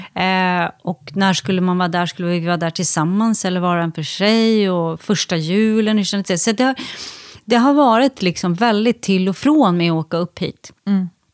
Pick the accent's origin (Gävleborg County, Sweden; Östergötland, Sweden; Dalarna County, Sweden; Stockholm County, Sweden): Gävleborg County, Sweden; Järvsö; moved away; also born or lived in Tå / Kramsta / Färila / Ljusdal; jag har, har eh, varit här så mycket under min barndom, för mycket när mamma var ute och turnerade så bodde vi med mormor